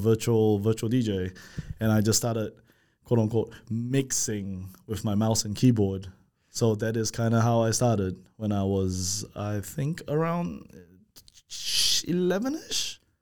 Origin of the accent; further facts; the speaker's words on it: Malaysia; moved away; I'm from, we're from Malaysia